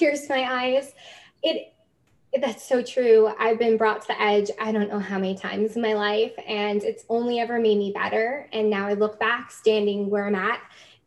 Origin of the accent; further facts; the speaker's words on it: New Jersey, United States; moved away as an adult; also born or lived in New York City; now in Canada; I'm from New Jersey. So I found my way to Canada about 2 years ago. I immigrated at the young age of 25